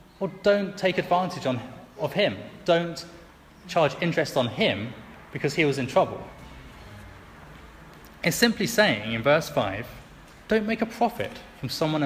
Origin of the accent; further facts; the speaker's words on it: England, United Kingdom; especially as an Englishman